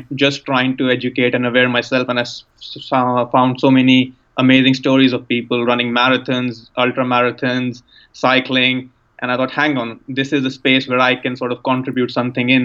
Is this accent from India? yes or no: yes; India; moved away as an adult; now in United Kingdom; I was born and brought up in India, and I left to come to university in the UK at the age of 18.